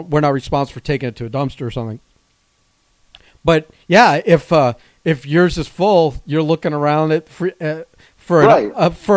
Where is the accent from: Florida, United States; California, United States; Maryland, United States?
Florida, United States; Plantation; I grew up in Plantation